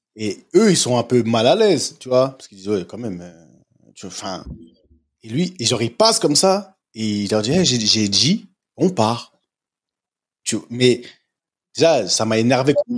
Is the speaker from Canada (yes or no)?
no; France; moved away; je suis parti tôt de la France